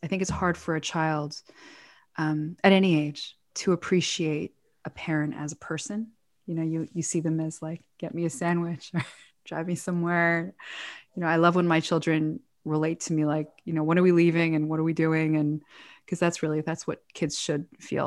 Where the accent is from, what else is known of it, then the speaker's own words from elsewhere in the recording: Toronto, Ontario, Canada; moved away; also born or lived in New York / Israel; we grew up in Toronto. Officially, it's where we went to school